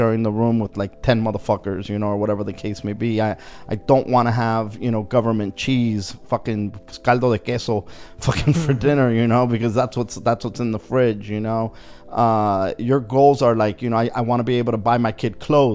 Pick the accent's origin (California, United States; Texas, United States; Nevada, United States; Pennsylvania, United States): California, United States; Wilmington; growing up in Wilmington, it was a tough neighborhood.